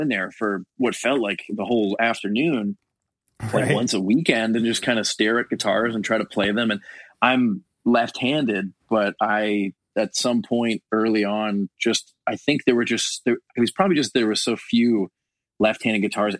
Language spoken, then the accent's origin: English; Richmond Hill, Ontario, Canada; So Scott and John and I grew up in Richmond Hill, and then Paul grew up in Brampton, which same thing, like isn't far.